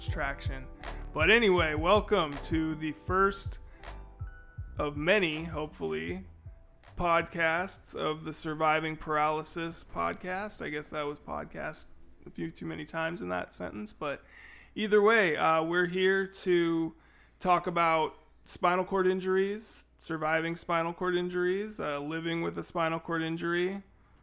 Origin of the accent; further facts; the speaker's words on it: Renton, Washington, United States; now in Olympia, United States; Born and raised in Renton, Washington. Moved to Olympia as a teenager